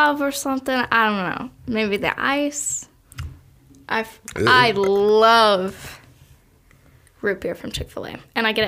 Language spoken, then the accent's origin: English; Toledo, Ohio, United States; I'm from Toledo